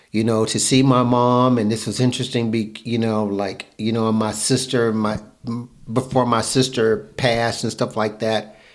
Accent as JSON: {"language": "English", "town": "Fayetteville", "region": "North Carolina", "country": "United States", "tie": "born or raised there", "said": "I'm growing up in North Carolina."}